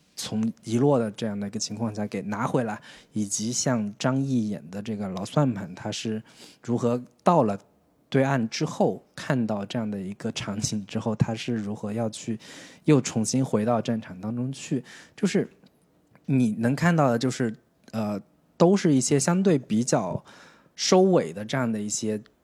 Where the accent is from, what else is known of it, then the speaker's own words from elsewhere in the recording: China; 从我们中国人自己的角度